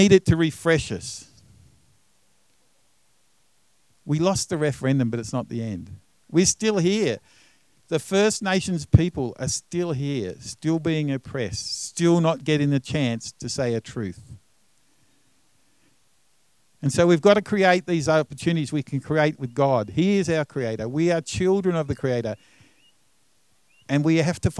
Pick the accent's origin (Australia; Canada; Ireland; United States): Australia; Tasmania; I'm from Tasmania